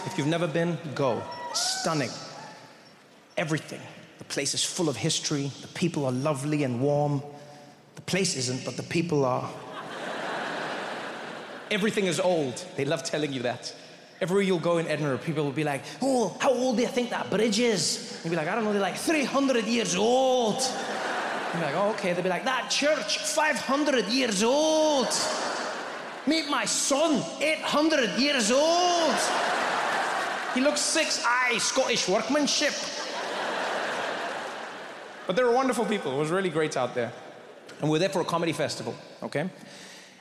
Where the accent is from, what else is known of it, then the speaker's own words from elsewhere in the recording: South Africa; moved away; I grew up in South Africa